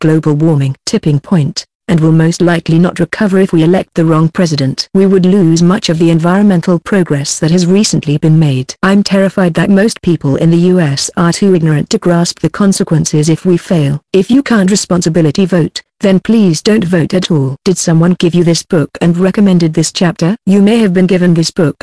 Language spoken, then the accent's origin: English; United States; As an American